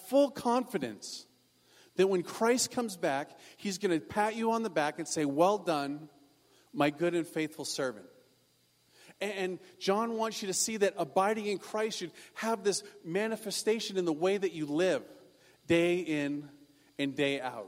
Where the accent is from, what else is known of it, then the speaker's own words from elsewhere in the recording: Maine, United States; now in California, United States; I come from Maine